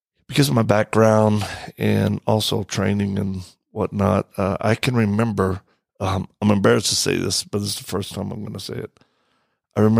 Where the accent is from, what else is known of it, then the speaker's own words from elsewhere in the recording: Cajun, Louisiana, United States; moved away; also born or lived in Mississippi; being Cajun and young